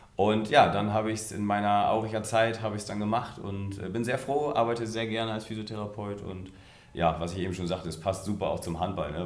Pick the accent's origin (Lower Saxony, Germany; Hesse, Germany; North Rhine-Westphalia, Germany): Lower Saxony, Germany; Munster; now in Rastede, Germany; ich komme aus Munster in der Lüneburger Heide, da gab es keinen Jugendhandball